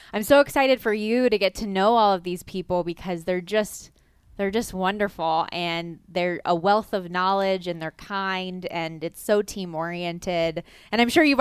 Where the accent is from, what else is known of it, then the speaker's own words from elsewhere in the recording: Las Vegas, Nevada, United States; this is my hometown